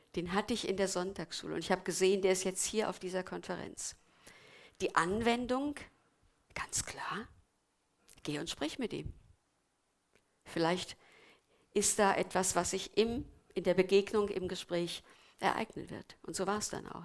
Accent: Germany; wir als Deutsche

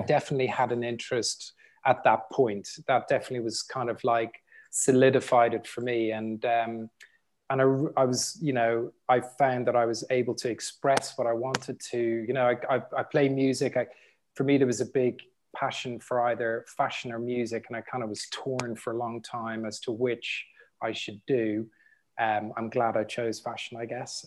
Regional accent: Dublin, Leinster, Ireland; growing up in Dublin, in the sort of environment I grew up

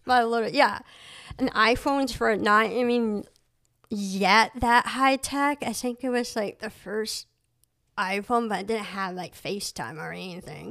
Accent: Surry, Maine, United States; also born or lived in Cambodia / Boston; I grew up in Surrey, Maine.

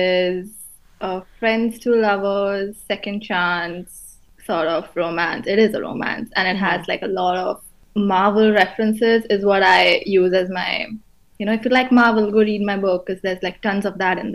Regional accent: India; moved away as an adult; I came from India. Like, I did my undergrad in India.

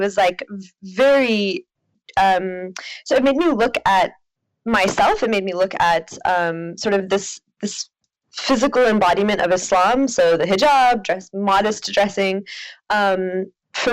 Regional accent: Oklahoma, United States; moved away; growing up in Oklahoma

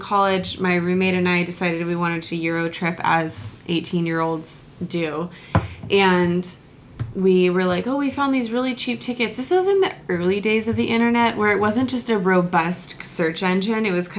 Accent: United States

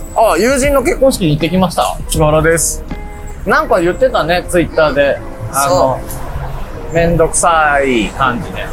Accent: Ishinomaki, Miyagi, Japan; now in Tokyo, Japan; 俺は地元が宮城で石巻だからさ

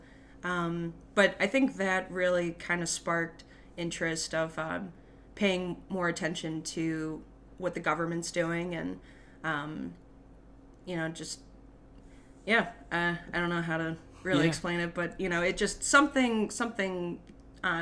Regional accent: west suburbs of Chicago, Illinois, United States; West suburbs. West Chicago, Carroll Stream, Villa Park

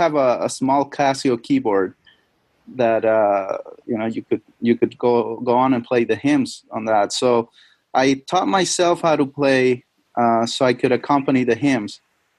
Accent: Chile; moved away; I'm originally from Chile. Chile is South America, right next to Argentina. It's a very long country.

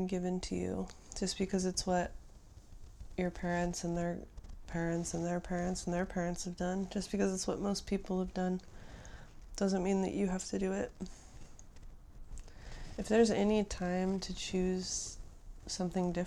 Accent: United States; as an American

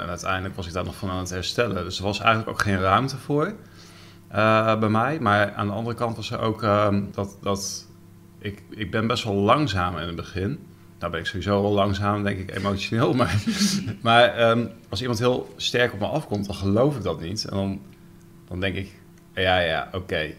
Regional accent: Netherlands; ik ben ook Nederlander

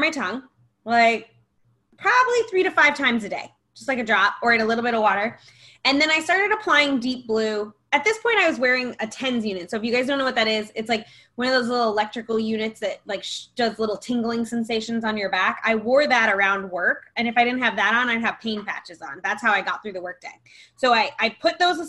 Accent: New York, United States; I am from New York, born and raised.

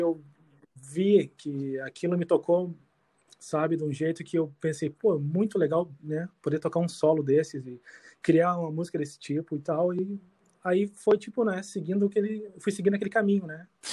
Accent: Canoas, Rio Grande do Sul, Brazil; moved away as an adult; also born or lived in Porto Alegre / Iceland; now in Sweden; nasci em Porto Alegre, mas vivia em Eldorado, Canoas, meu mundo era aquilo ali

